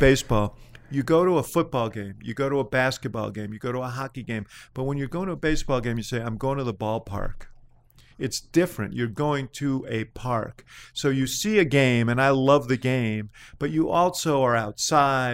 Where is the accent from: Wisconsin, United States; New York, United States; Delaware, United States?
New York, United States; now in Chicago, United States; I came from New York